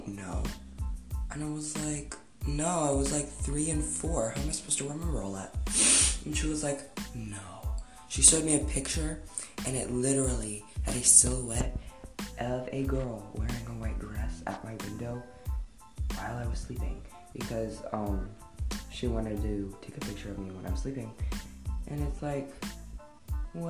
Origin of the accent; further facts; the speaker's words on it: Denver, Colorado, United States; I had to move back to my hometown, Denver, Colorado